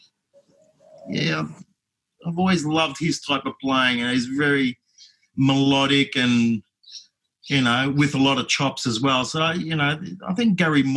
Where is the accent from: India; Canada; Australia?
Australia; Melbourne, Victoria; I was raised here in Melbourne, born and bred.